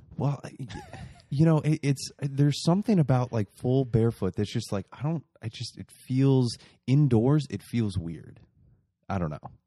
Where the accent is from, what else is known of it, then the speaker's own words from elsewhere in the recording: Muncie, Indiana, United States; moved away; my hometown, Muncie